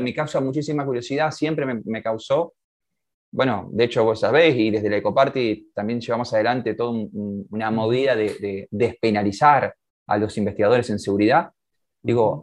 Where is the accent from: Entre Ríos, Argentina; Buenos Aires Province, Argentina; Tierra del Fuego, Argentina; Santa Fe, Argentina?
Santa Fe, Argentina; Yo nací en Santa Fe, sí, sí, en la casa, bueno, en la casa de mi vieja